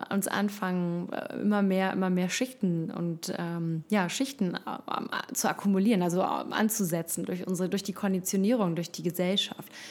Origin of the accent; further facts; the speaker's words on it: Costa Rica; also born or lived in Hamburg, Germany / London; ich komme ursprünglich aus Hamburg, ähm, habe viele Jahre im Ausland gelebt, bin in Costa Rica aufgewachsen, habe dann in London studiert, Medienwissenschaften